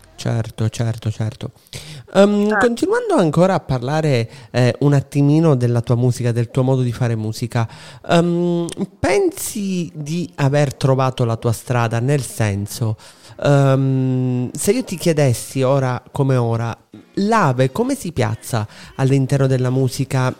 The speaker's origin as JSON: {"language": "Italian", "region": "Sicily", "country": "Italy", "said": "noi siciliani"}